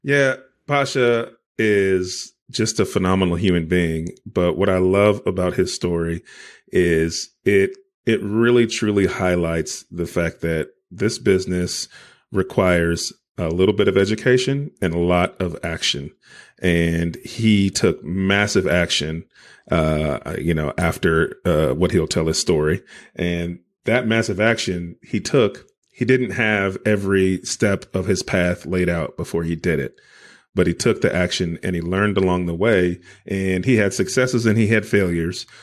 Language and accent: English; California, United States; now in Arkansas, United States; I was born and raised in California, so I'm very familiar with San Diego weather.